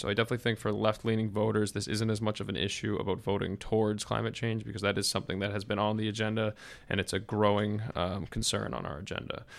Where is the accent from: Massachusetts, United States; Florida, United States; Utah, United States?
Massachusetts, United States; I'm from Massachusetts. I've had Elizabeth Warren as my senator for, for a long time now